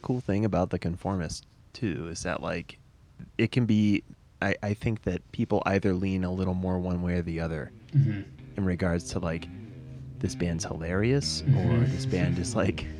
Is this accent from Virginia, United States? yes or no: no; St. Louis, Missouri, United States; moved away as an adult; now in Colorado, United States; I'm from St. Louis.